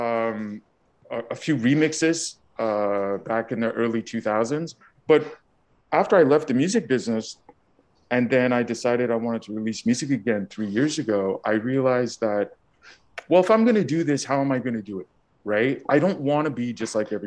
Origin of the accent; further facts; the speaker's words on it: Montreal, Quebec, Canada; I grew up in Montreal, Canada